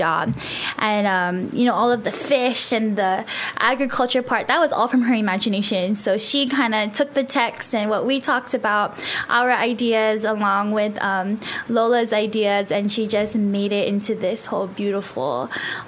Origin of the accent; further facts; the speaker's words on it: Merizo, Guam; now I'm up central from Malesso